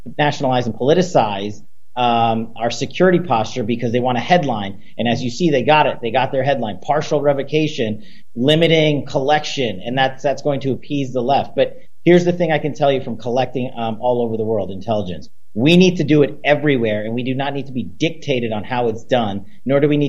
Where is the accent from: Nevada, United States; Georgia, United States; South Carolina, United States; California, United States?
Nevada, United States; in my home state of Nevada, where I am right now, I've returned